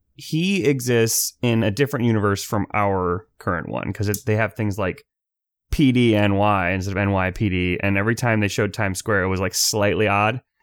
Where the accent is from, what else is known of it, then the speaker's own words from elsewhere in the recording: United States; I'm from America